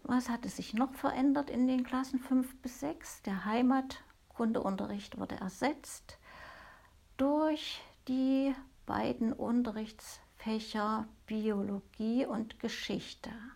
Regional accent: East Germany, Germany; bei uns in der DDR

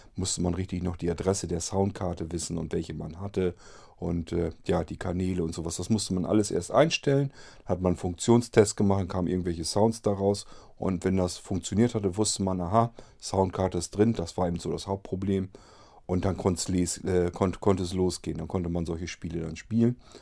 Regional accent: Germany; bei uns in Deutschland

